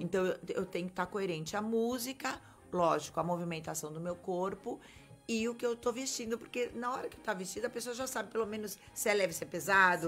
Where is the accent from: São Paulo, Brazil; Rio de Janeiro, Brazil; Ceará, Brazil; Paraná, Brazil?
São Paulo, Brazil; Santos; Eu que nasci em Santos, na, estudei em Santos, fiquei aqui em Santos